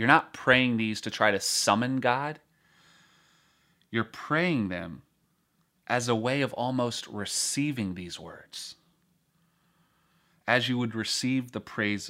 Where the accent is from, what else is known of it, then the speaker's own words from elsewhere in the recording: North Carolina, United States; At least where I grew up in North Carolina.